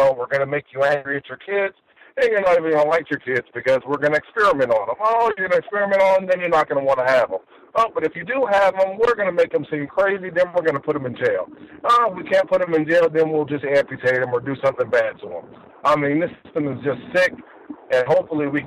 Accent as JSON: {"language": "English", "town": "New York City", "region": "New York", "country": "United States", "tie": "born or raised there", "said": "I'm also from New York City. And just even growing up in high school in Queens"}